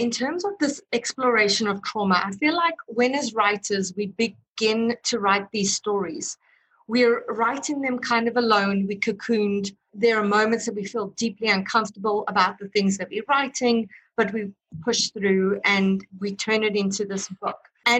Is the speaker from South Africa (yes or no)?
yes; South Africa; my own work kind of deals with my inherent racism because I grew up in South Africa during apartheid and was taught racism.